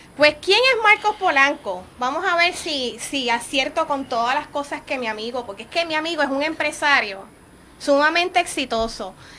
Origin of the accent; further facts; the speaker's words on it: Puerto Rico; nosotros como puertorriqueños